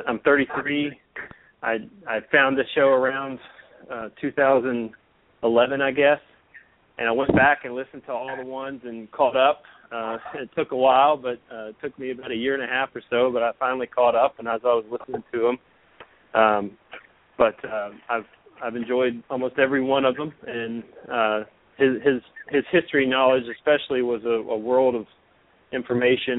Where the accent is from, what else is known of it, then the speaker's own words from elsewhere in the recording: Memphis, Tennessee, United States; From Memphis, Tennessee